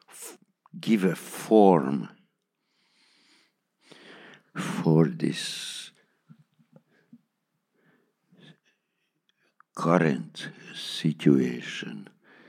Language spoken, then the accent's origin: English; Hungary; English is a second language; my mother language is not English